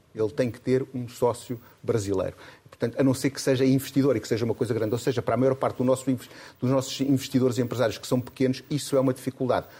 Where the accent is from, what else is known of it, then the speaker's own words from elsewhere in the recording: Castelo Branco, Centro, Portugal; moved away; é o lugar onde ainda mora o meu pai, onde vou menos vezes que eu gostar, que eu, que eu, onde eu nasci